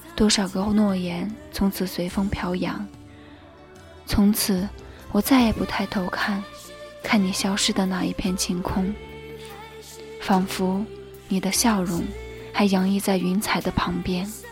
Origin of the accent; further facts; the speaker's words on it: China; 我们是中国人，我们是屹立在世界东方的中国人